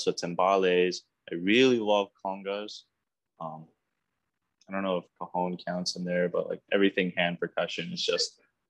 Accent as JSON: {"language": "English", "town": "Aurora", "region": "Illinois", "country": "United States", "tie": "born or raised there", "also_born_or_lived": "Chicago, Illinois", "said": "I grew up mainly in Illinois, Aurora, Illinois, and parts of Chicago, Illinois as well."}